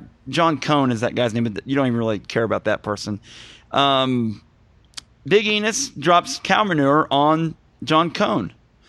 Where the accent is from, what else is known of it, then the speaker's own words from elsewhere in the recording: Missouri, United States; now I know where I'm from in the woods down here in Missouri. We grew up around things like diesel truck races.